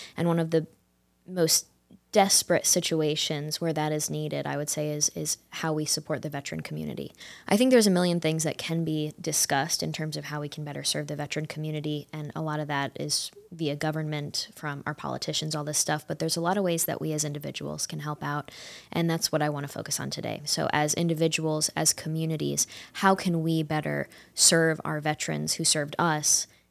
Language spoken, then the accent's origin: English; upstate New York, United States; I grew up in upstate New York